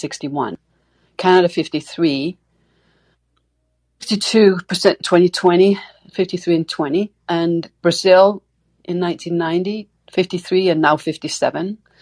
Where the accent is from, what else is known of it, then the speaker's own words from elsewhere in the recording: Denmark; I'm from Denmark originally.